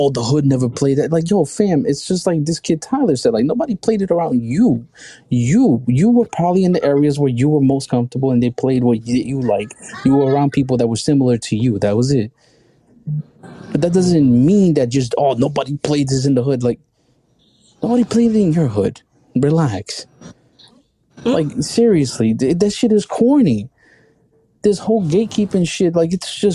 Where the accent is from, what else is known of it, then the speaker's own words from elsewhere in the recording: Colorado, United States; Yeah, I'm from Colorado.